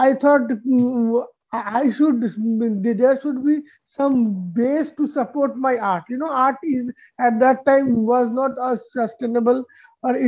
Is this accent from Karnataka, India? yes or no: no; Dhanbad, Jharkhand, India; now in New Delhi, India; my hometown in the eastern part of India, state of Jharkhand. The city is known as Dhanbad